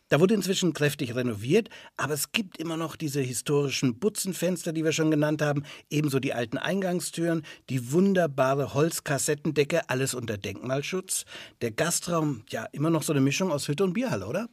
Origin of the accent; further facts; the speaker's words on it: Franconia, Bavaria, Germany; Bei uns in Franken